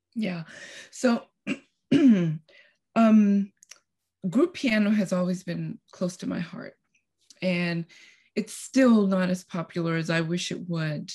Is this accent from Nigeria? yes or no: no; Costa Rica; now in Texas, United States; I'm originally from Costa Rica, and I moved to United States, Texas, uh, about thirty-five years ago.